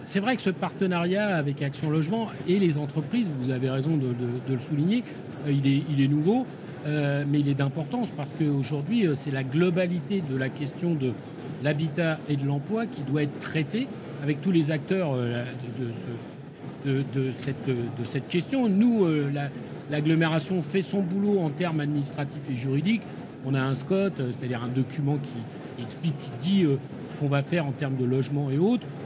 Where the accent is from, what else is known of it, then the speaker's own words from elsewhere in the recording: Île-de-France, France; born there; je suis né dans le Val-de-Marne. j'ai habité dans du logement social un hein, gentil, des bars de 10 étages au ras du périphérique.